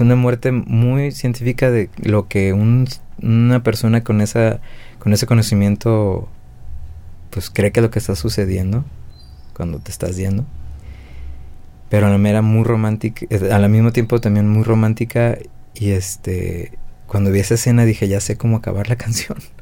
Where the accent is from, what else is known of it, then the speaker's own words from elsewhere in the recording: Guadalajara, Jalisco, Mexico; yo que soy de acá de Guadalajara también